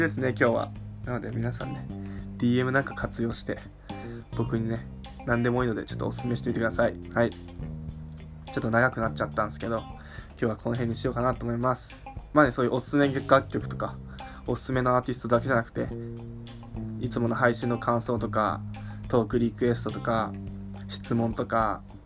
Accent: Tohoku, Japan; now in Tokyo, Japan; 僕もね、その東北出身なんで、寒さいけるっしょみたいな

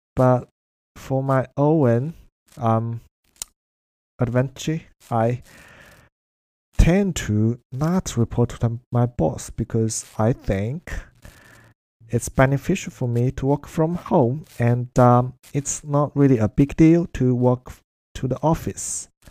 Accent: China; English is a second language; now in Melbourne, Australia; that's how we use it in China and in Chinese

